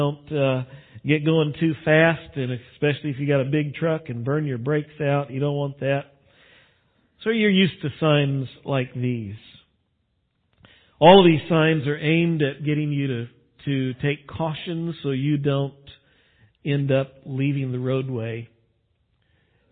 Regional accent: West Texas, United States; I grew up out in West Texas when I was young

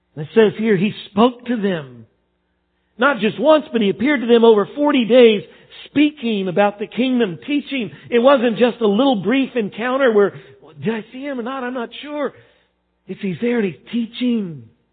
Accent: Texas, United States; growing up in Texas

